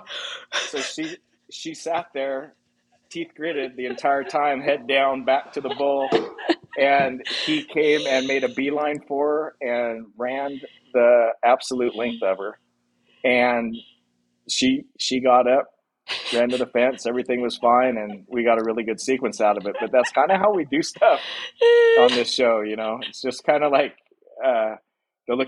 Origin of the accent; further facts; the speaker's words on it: Paso Robles, California, United States; My background is I grew up in Paso Robles